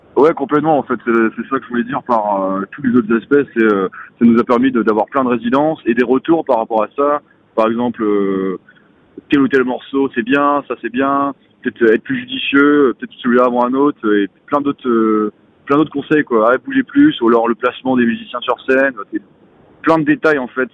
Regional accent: Côtes-d'Armor, Brittany, France; je suis originaire des Côtes d'Armor, j'ai grandi pas si loin de, de Binic

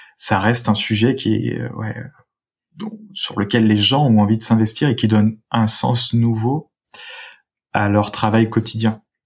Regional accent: suburbs of Saint-Étienne, Auvergne-Rhône-Alpes, France; moved away; j'ai grandi euh, en, en Rhône-Alpes, en région Rhône-Alpes, dans la, la banlieue de Saint-Étienne

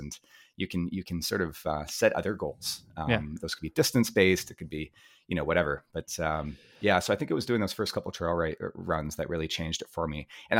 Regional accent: Vancouver, British Columbia, Canada; I grew up here in Vancouver, British Columbia

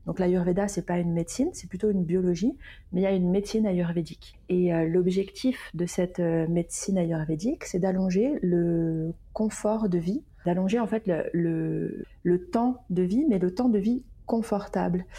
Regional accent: Lyon, Auvergne-Rhône-Alpes, France; now in Basque Country, France; à la base, je suis lyonnaise, puis j'ai euh, voyager

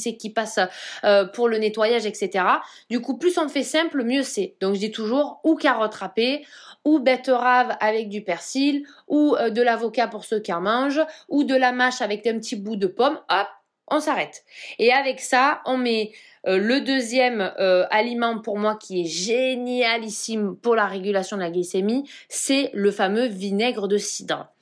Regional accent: Provence-Alpes-Côte d'Azur, France; je suis de Provence

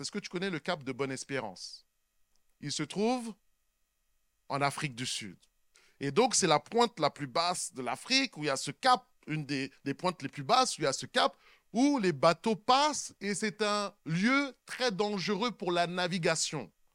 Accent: Sainte-Anne, Guadeloupe; moi je suis de Sainte-Anne

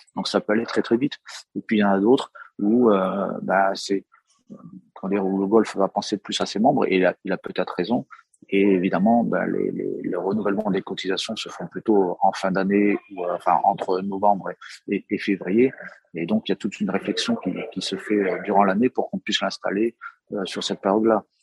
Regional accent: Brittany, France; Moi, je suis breton

